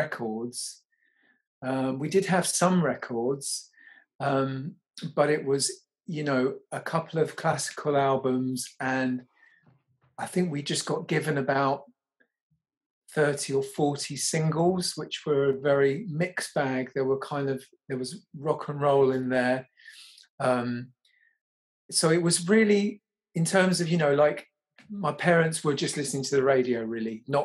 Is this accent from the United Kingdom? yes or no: yes; London, United Kingdom; I was raised in Fulham, yeah, in southwest London.